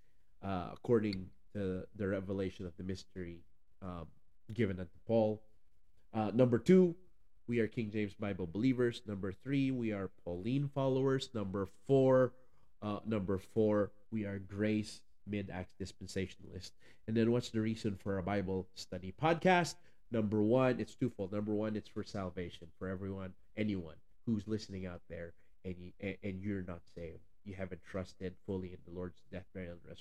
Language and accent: English; Philippines; English is a second language; you're also going to hear a little bit of an accent, a lot bit maybe, because I am from the Philippines